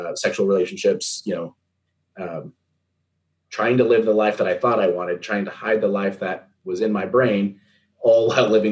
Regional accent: Southeastern Idaho, United States; also born or lived in Moscow, Idaho; growing up in Southeastern Idaho

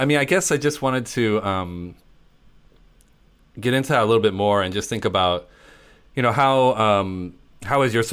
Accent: the Midwest, Illinois, United States; I grew up in the Midwest

